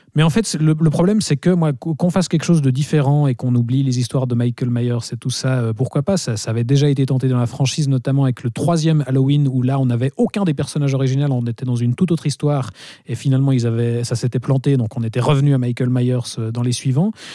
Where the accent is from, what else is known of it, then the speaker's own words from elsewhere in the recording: Switzerland; chez nous en Suisse